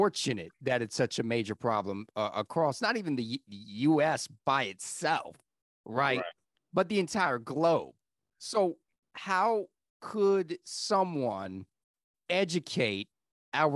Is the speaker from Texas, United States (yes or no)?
no; Columbia, South Carolina, United States; my hometown of Columbia, South Carolina